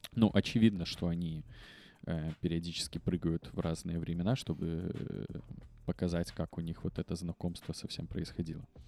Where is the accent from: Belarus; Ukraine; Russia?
Belarus; все мы, белорусы